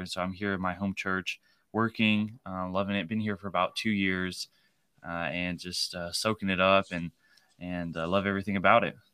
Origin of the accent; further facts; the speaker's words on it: Shelbyville, Tennessee, United States; I grew up here in Shelbyville, Tennessee